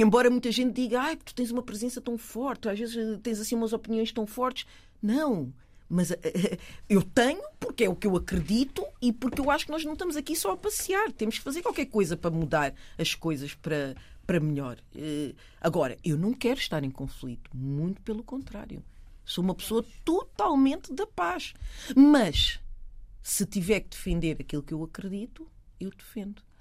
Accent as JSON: {"language": "Portuguese", "country": "Portugal", "tie": "born or raised there", "said": "Eu nasci em Portugal. Os meus pais são de Cabo Verde"}